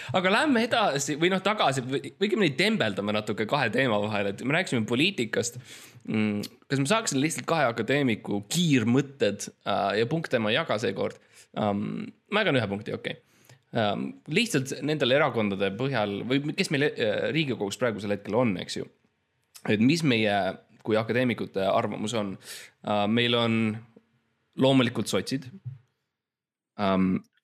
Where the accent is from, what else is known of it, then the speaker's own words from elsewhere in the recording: Estonia; ma olen eestlane